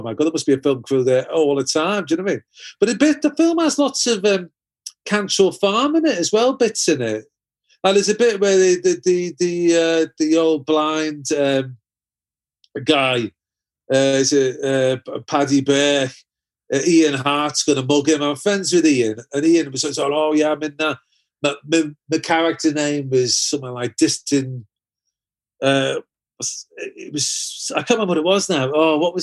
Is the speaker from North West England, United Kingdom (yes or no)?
yes; Liverpool, North West England, United Kingdom; I grew up in Everton